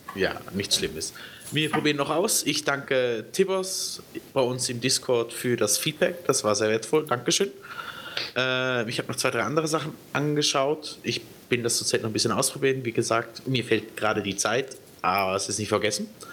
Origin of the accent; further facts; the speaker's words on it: Switzerland; ich bin ja Schweizer